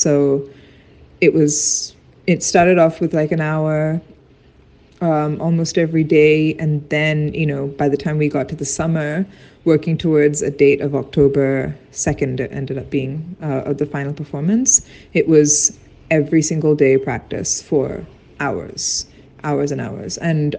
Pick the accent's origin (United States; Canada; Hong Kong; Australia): Hong Kong; my sister and I grew up in Hong Kong, and during those years, we would travel to India every single year to see our family.